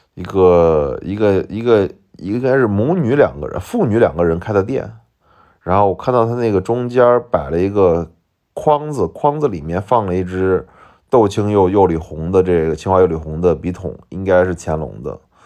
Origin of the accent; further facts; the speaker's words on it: Shaanxi, China; accent: Shaanxi dialect; 我马上用陕西话回了一句说，我是陕西的